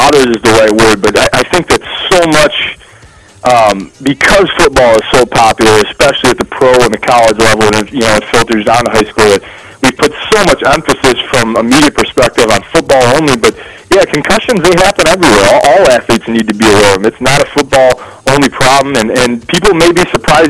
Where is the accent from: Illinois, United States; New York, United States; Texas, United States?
Illinois, United States; Joliet; I'm from Joliet originally and played football at Joliet Catholic